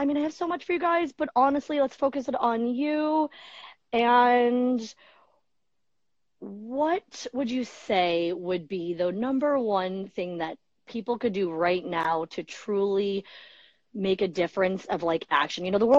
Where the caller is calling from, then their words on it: New York, United States; I'm calling from the USA, New York, the state.